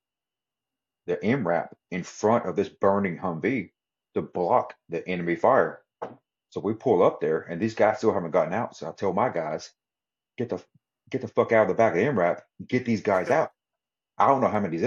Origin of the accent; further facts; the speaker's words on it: Texas, United States; I'm from Texas